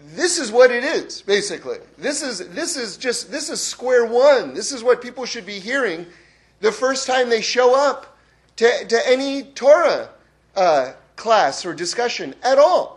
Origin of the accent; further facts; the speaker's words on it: Northeast, United States; I grew up in the Northeast